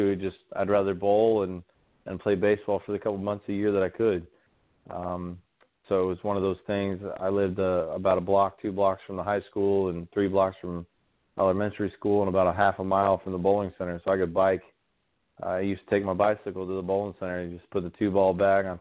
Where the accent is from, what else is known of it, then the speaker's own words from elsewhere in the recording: Alaska, United States; moved away as an adult; 17 years of my life growing up in Alaska